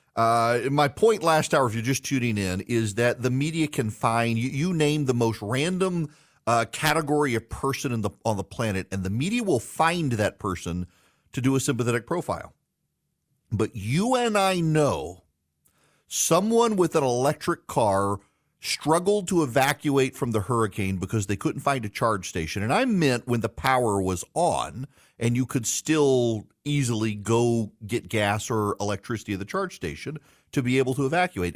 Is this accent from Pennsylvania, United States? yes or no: no; South Louisiana, United States; now in Georgia, United States; My parents live in South Louisiana. I, I'm, I'm from there. I live in middle Georgia now.